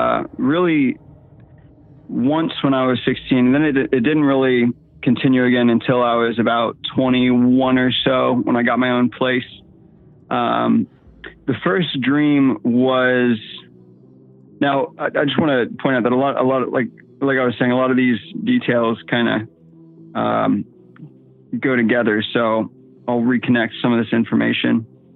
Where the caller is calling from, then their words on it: Virginia, United States; I'm calling from Virginia, sitting here with my wife.